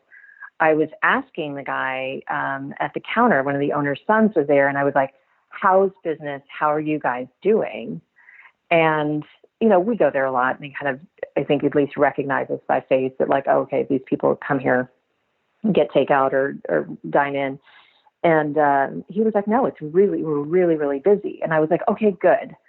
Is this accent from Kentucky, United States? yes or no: yes; Kentucky, United States; moved away; I'm from Kentucky